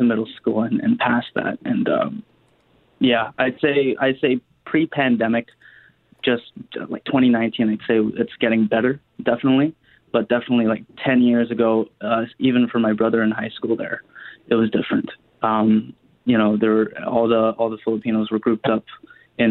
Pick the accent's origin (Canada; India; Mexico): Canada; Steinbach, Manitoba; also born or lived in Winnipeg; I was about 9 when we moved to Steinbach from Winnipeg